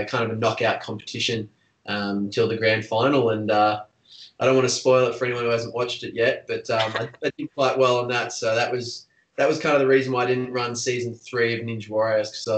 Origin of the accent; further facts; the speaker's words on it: Australia; a Australian stunt performer